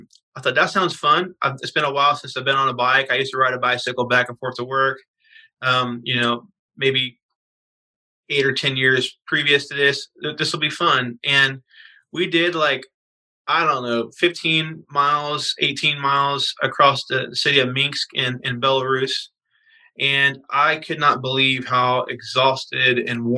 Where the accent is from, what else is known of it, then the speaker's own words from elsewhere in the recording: Kentucky, United States; now in Phoenix, United States; I grew up in Kentucky